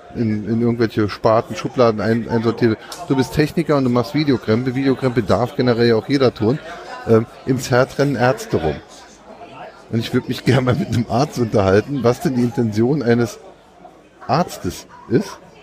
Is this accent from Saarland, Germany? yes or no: yes; Saarland, Germany; bei uns im Saarland